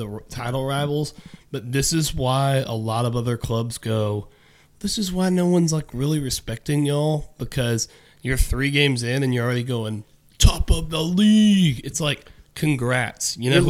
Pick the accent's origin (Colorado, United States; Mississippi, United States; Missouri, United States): Mississippi, United States; Oxford; growing up in Oxford